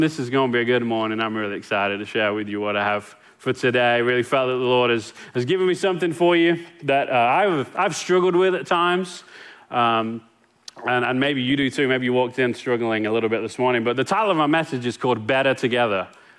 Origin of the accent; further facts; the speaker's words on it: England, United Kingdom; now in Longview, United States; Like, I came from England and landed in Longview.